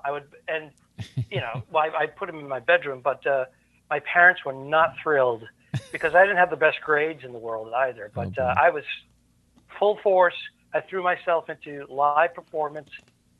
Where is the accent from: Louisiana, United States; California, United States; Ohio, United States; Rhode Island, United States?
Rhode Island, United States; Cranston; accent: New England; And you may actually hear a word or two that's very New England.